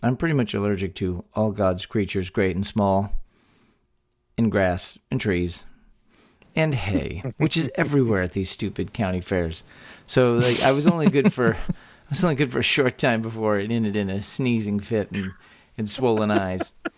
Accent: Texas, United States; born or raised there

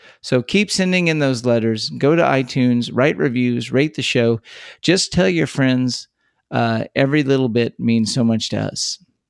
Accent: Texas, United States; born or raised there

